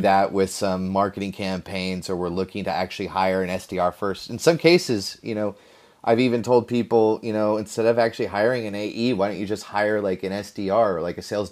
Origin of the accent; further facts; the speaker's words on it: Mountain View, California, United States; I'm from Mountain View, California